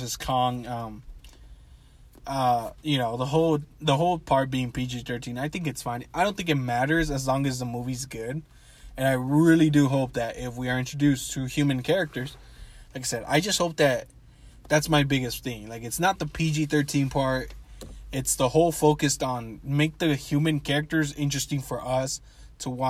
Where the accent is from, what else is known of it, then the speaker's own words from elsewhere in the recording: Mexico; Mexico, my home country